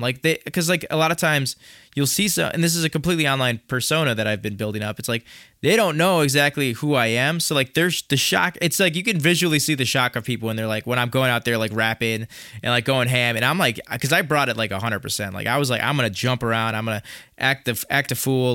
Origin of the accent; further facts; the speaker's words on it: Chicago, Illinois, United States; accent: nasally Chicago; my nasally Chicago accent